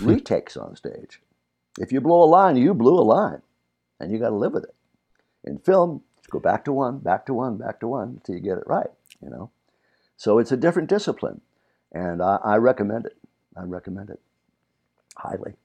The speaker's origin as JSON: {"language": "English", "town": "Burbank", "region": "California", "country": "United States", "tie": "born or raised there", "also_born_or_lived": "Virginia", "said": "we grew up here in Burbank, California, though I'm originally from Virginia"}